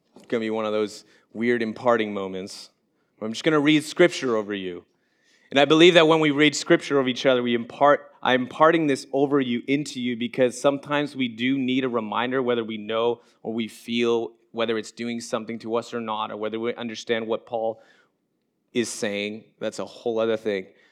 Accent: Montreal, Quebec, Canada; moved away as an adult; now in Orlando, United States; we moved down here from Montreal, Quebec, which is my um, where I was born and where I was raised.

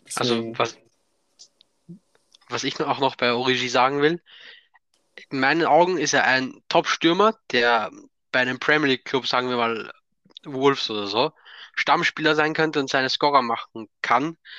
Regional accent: Austria; ich komme aus Österreich

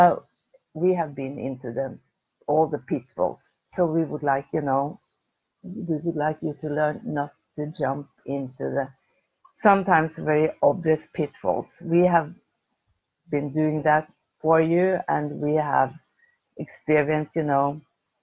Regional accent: Oslo, Norway; I'm from Oslo, from Norway

